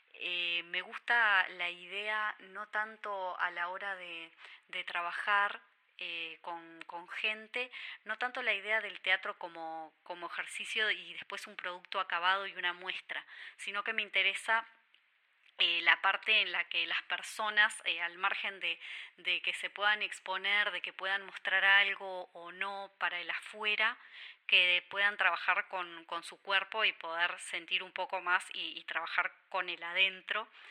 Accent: Durazno, Uruguay; moved away as an adult; now in Montevideo, Uruguay; yo nací y crecí en Durazno hasta los 17 años que me vine a estudiar a Montevideo

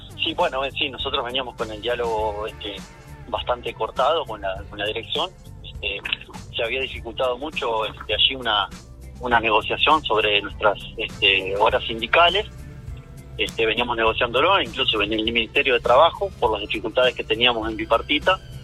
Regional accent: Uruguay; somos menos uruguayos

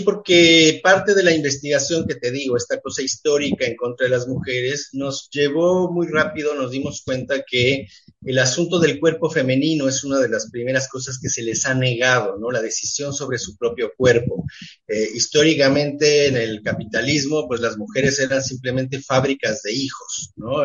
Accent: Mexico; also born or lived in Montevideo, Uruguay; soy más mexicano en ese sentido que uruguayo, aunque nací en Montevideo

